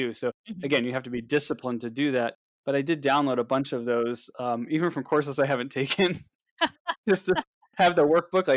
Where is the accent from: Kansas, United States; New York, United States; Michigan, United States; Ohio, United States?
Ohio, United States; Cleveland; I'm from Cleveland